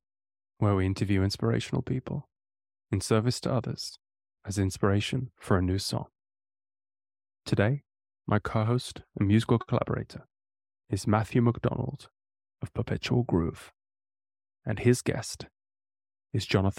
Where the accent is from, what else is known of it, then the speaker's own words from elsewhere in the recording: England, United Kingdom; now in Italy; I am. Yeah. I'm originally from England. Yeah.